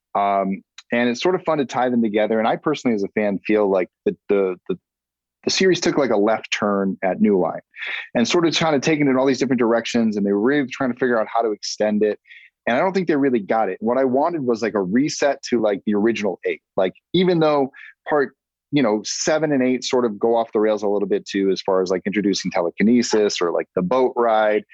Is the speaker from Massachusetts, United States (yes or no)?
yes; Massachusetts, United States; moved away; I'm a Massachusetts guy